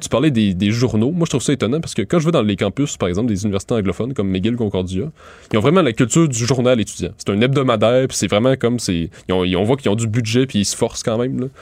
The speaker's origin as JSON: {"language": "French", "area": "Montérégie", "region": "Quebec", "country": "Canada", "said": "Je viens de la Montérégie"}